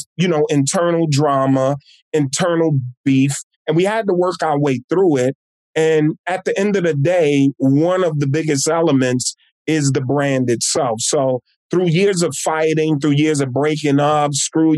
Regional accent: East Orange, New Jersey, United States; I'm born and raised in my hometown of East Orange, New Jersey

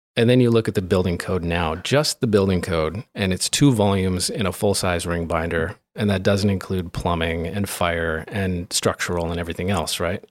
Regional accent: Grand Forks, North Dakota, United States; moved away; back home in where I grew up in Grand Forks

